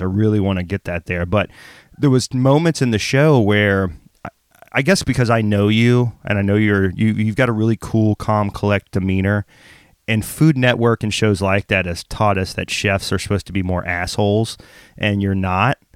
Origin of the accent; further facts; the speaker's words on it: the South, United States; I grew up very poor in the South